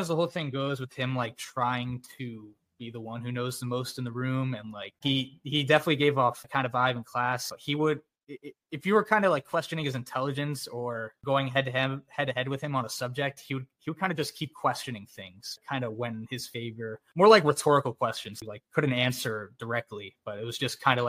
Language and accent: English; East Stroudsburg, Pennsylvania, United States; moved away as an adult; I was born and raised in East Stroudsburg